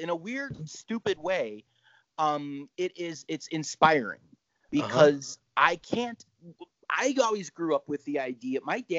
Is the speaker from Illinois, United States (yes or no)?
yes; Chicago, Illinois, United States; accent: Chicago; now in St. Paul, United States; growing up in Chicago